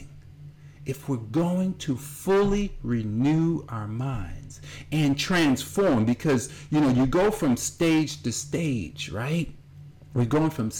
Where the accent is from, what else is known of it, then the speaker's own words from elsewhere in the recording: Newark, New Jersey, United States; I grew up in New Jersey, at Newark, New Jersey